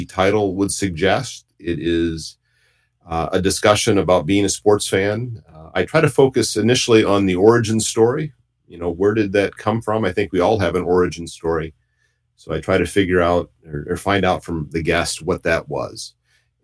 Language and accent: English; Decatur, Indiana, United States; moved away; also born or lived in Alaska / Michigan; I was born in Decatur, Indiana, which is a pretty small town